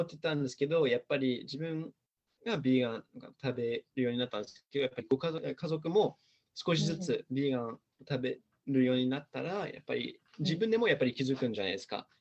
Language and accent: Japanese; Los Angeles, California, United States; Japanese is a second language; moved away as an adult; now in Japan; アメリカ生まれ育ちなんですけど、アメリカのロサンゼルスなんです